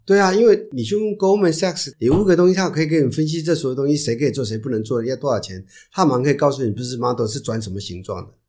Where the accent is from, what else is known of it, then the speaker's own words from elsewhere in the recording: Taiwan; 不瞒说我们都在台湾长大嘛，就会碰到这些事情，因为我们比较封闭，没什么地方什么可以投资的